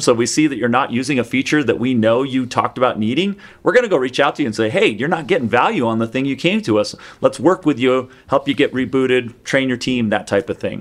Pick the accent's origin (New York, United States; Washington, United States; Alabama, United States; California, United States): Washington, United States; Seattle; I grew up in the Seattle area